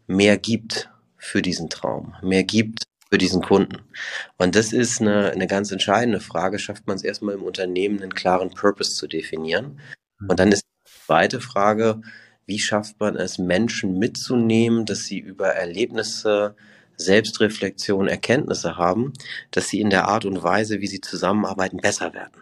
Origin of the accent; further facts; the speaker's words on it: Hamburg, Germany; moved away as an adult; also born or lived in Toulouse / Broughton / Switzerland / Liechtenstein; ich komme ursprünglich aus Hamburg, bin da echt schön aufgewachsen